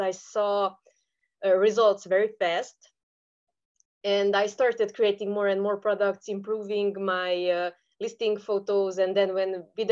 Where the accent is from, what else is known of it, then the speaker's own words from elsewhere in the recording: Romania; I am from Eastern Europe. I am from Romania.